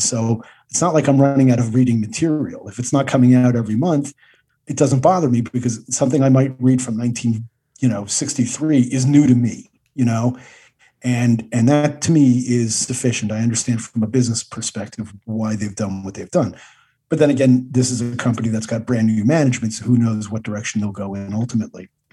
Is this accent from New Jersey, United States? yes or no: yes; New Jersey, United States; I grew up in New Jer- in New Jersey in the seventies